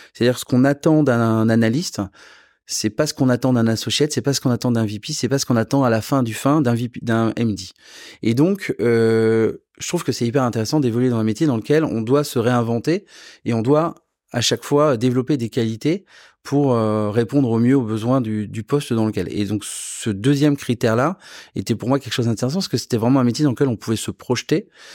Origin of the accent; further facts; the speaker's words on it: south-west France, France; moved away; also born or lived in Versailles; je viens du Sud-Ouest